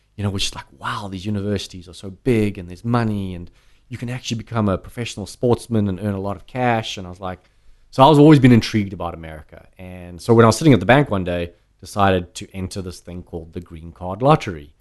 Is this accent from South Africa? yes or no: yes; South Africa; moved away as an adult; now in United States; growing up in South Africa